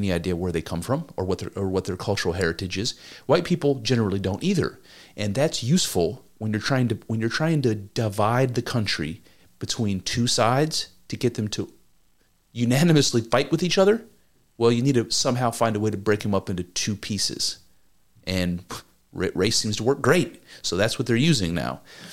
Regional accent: United States

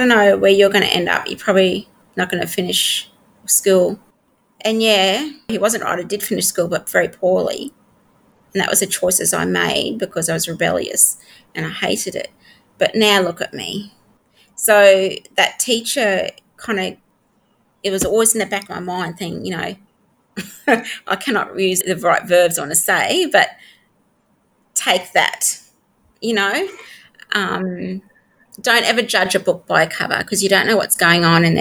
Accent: Townsville, Queensland, Australia; I grew up in Townsville

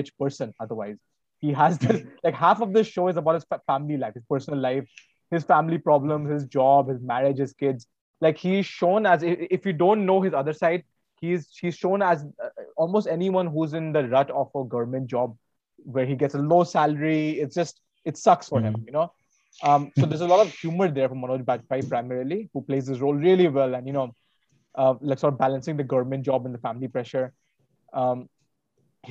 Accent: India; as the Indian audience

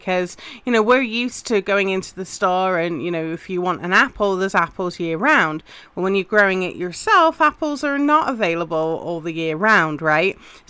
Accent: England, United Kingdom; obviously I'm English and that's very much a spring favorite in the UK

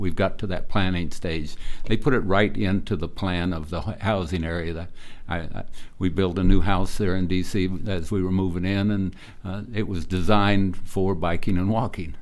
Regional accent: Great Bend, Kansas, United States; My wife and I grew up in Great Bend

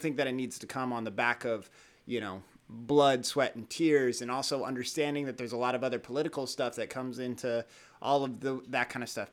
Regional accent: United States; I am an American, like, that's part of who I am. That's where I'm from.

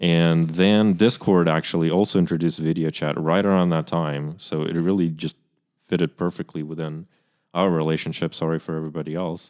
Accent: Kyiv, Ukraine; moved away; I'm from Kyiv, Ukraine, which is the capital city

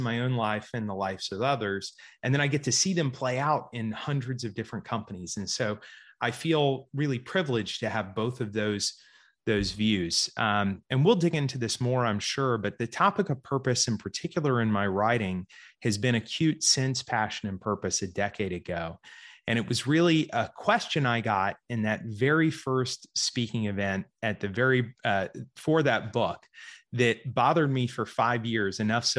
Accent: Georgia, United States; also born or lived in Florida; So I grew up here in Georgia primarily. I was actually born in Florida, grew up in Georgia.

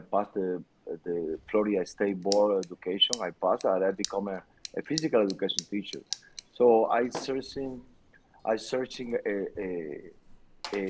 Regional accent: Santa Clara, Villa Clara, Cuba; English is a second language; moved away as an adult; also born or lived in Miami; now in United States; I born and raised in Cuba, in the middle of the island. The name of the city is Santa Clara

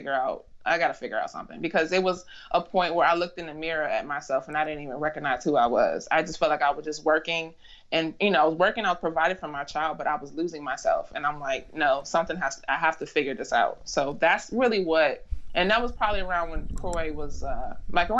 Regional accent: Chicago, Illinois, United States; moved away as an adult; now in DMV area, United States; I'm originally from Chicago, Illinois. I moved to the DMV area for a job

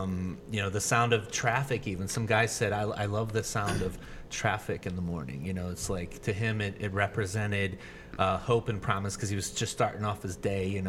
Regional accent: Kenmore, New York, United States; moved away; also born or lived in Los Angeles; the house I grew up in Kenmore was right next to Expressway.

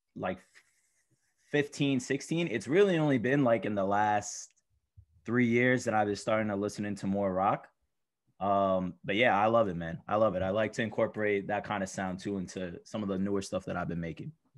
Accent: New York City, New York, United States; I come from Astoria, Queens, not too far away.

